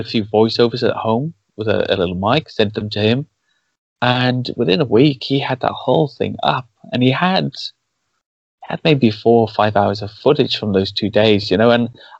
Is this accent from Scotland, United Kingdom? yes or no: no; Cardiff, Wales, United Kingdom; I grew up in Wales, and that's always my excuse for the screwed up accent. But I know it's not really the reason. It just, I always sounded like this. And in my area, they were very, it's Cardiff